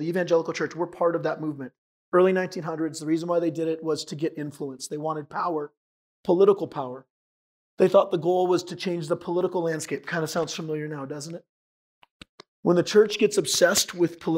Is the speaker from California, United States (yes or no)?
yes; San Diego, California, United States; moved away; I'm from San Diego originally